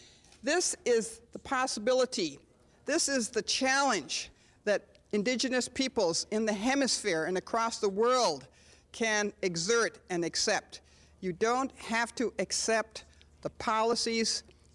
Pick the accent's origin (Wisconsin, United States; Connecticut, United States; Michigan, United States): Wisconsin, United States; Menominee Indian Reservation; I was born on the Menominee Indian Reservation, a land of dense, beautiful forests, a winding wild river and streams and lakes that nourish the land, the animals, and the people.